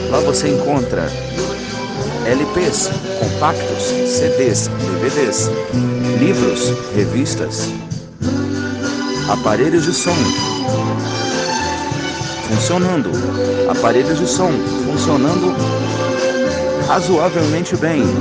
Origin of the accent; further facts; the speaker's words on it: Brasília, Federal District, Brazil; uma dupla de DJs de Brasília, minha terra, olha que beleza meus conterrâneos